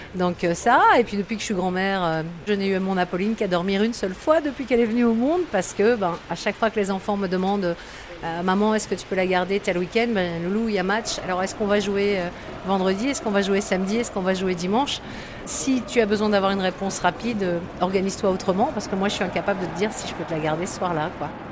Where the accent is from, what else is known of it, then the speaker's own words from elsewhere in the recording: Lambersart, Hauts-de-France, France; j'ai grandi à Lambersart